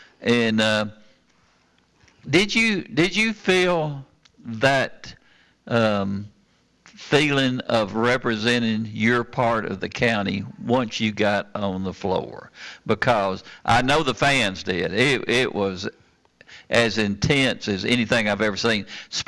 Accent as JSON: {"language": "English", "town": "Kittrell", "country": "United States", "tie": "born or raised there", "said": "growing up in Kittrell like I did"}